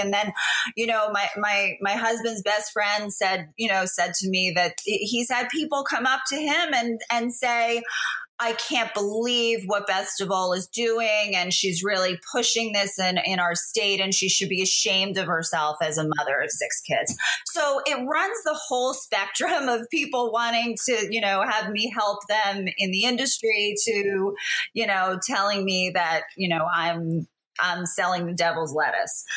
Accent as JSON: {"language": "English", "region": "New Jersey", "country": "United States", "tie": "born or raised there", "said": "it's my hometown"}